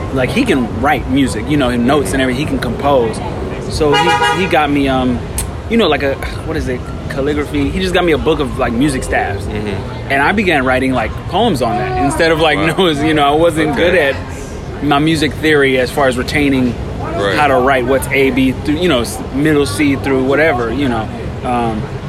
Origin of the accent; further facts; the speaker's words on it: Los Angeles, California, United States; growing up around Leimert Park